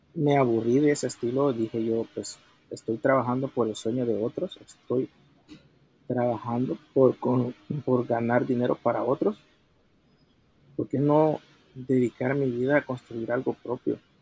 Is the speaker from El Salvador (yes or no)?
yes; El Salvador; soy originario de El Salvador